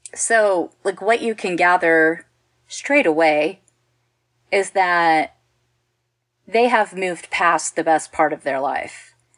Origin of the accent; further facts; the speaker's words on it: Texas, United States; I'm from Texas